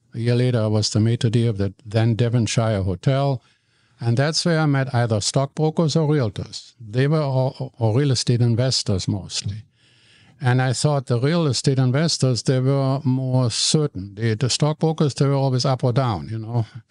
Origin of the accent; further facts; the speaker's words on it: Cologne, North Rhine-Westphalia, Germany; English is a second language; moved away as an adult; now in Vancouver, Canada; I'm born in Germany, in Cologne, in the city of Cologne